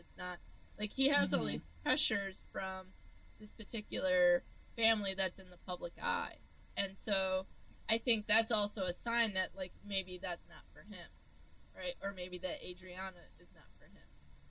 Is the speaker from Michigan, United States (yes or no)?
yes; Michigan, United States; growing up in Michigan, this might be stereotypical